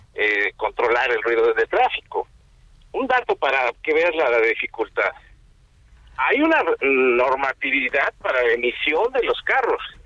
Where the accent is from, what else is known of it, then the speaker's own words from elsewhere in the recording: Mexico; Nosotros como mexicanos